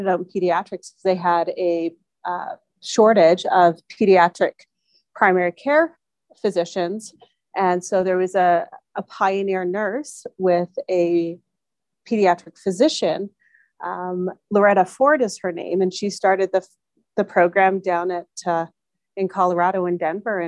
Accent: Calgary, Alberta, Canada; also born or lived in Texas; born and raised in Calgary

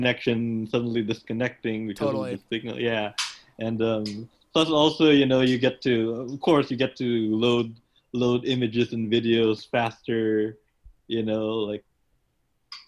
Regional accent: Philippines; moved away as an adult; now in United States; I was in the Philippines. I was born

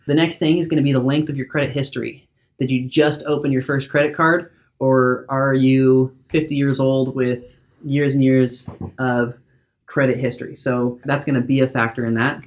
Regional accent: Salem, Oregon, United States; also born or lived in Corvallis, Oregon; I grew up in Salem, Oregon, been here my whole life.

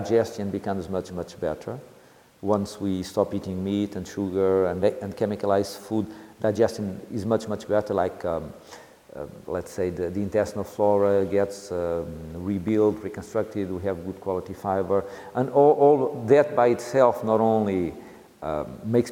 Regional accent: Leiria, Centro, Portugal; I'm from Leiria near Coimbra

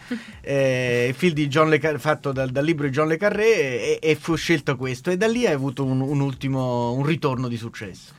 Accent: Italy; also born or lived in Barcelona, Spain; ho abitato sempre, sempre in Italia

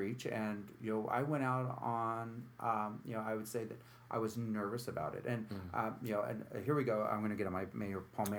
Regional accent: San Francisco, California, United States; moved away as an adult; also born or lived in New York City; now in Utica, United States; You know, I grew up in San Francisco in the late 80s and early 90s.

